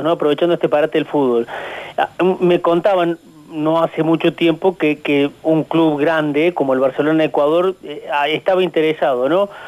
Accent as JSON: {"language": "Spanish", "town": "Colonia Caroya", "region": "Córdoba", "country": "Argentina", "said": "Yo soy de Colonia Carola."}